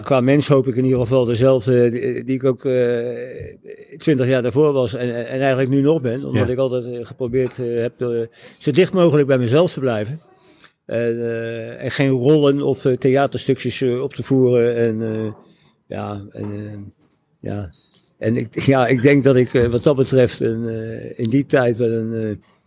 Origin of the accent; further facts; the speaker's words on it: The Hague, South Holland, Netherlands; moved away as an adult; now in Laren, Netherlands; als geboren Hagenaar en getogen Hagenaar